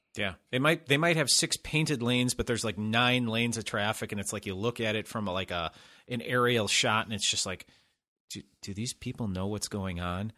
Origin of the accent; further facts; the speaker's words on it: Chicago, Illinois, United States; now in Los Angeles, United States; I grew up in Chicago